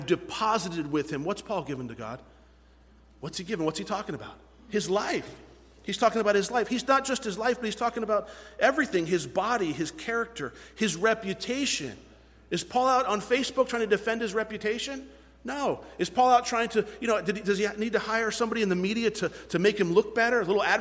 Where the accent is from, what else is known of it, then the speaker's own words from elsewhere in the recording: United States; we fall short as American Christians